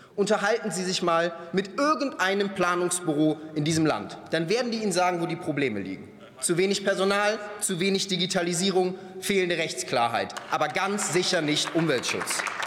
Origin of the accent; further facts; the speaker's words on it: North Rhine-Westphalia, Germany; Ich komme selbst aus NRW